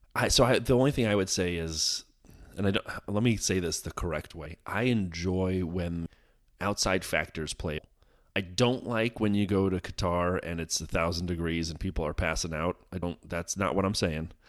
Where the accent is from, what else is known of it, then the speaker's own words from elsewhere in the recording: United States; As an American